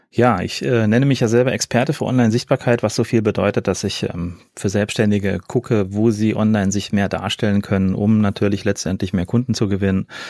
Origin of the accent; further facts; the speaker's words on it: Fulda, Hesse, Germany; also born or lived in Cologne; in meinem Heimatort in Fulda